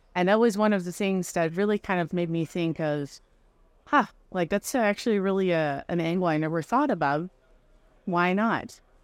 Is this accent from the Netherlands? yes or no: yes; Netherlands; moved away as an adult; also born or lived in France; now in United States; I'm originally from the Netherlands